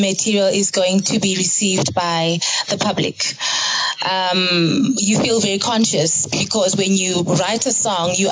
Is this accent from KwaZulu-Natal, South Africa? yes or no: no; Orange Farm, Gauteng, South Africa; my hometown, Orange Farm